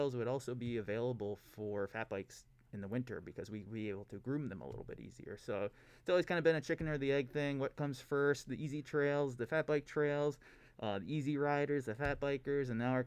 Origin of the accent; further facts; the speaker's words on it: Coudersport, Pennsylvania, United States; moved away as an adult; also born or lived in Albany, New York; now in Keweenaw, Michigan, United States; I grew up in Pennsylvania in a small town called Coudersport.